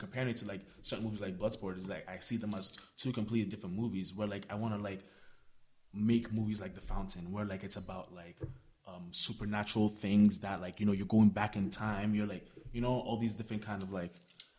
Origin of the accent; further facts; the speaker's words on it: Ghana; now in Canada; So I remember actually growing up in Ghana, watching films in Ghana. So then coming to Canada and then like obviously there's a different world of film cinema.